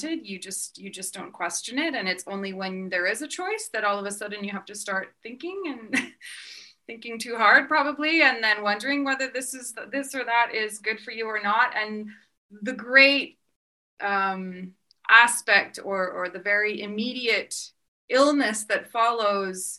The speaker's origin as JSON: {"language": "English", "town": "Vancouver", "region": "British Columbia", "country": "Canada", "tie": "born or raised there", "moved": "as an adult", "lives_now": "France", "said": "I grew up in Vancouver"}